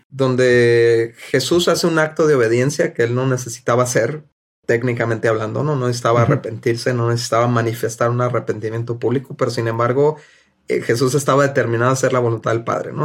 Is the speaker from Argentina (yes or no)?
no; Mexico; somos mexicanos